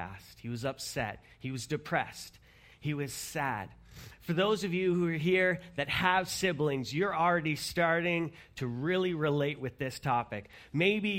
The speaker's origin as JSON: {"language": "English", "country": "Canada", "said": "we're Canadian"}